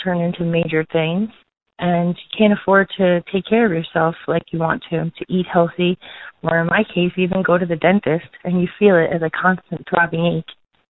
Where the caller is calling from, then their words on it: Somerville, New Jersey, United States; I'm calling from Somerville, New Jersey.